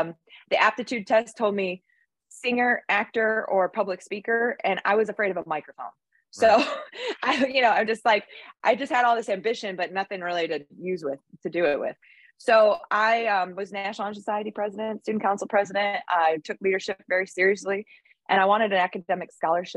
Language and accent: English; Michigan, United States; now in Pensacola, United States; I grew up in Michigan, where it's way wicked more cold than it is here in Pensacola. And I'm from a small town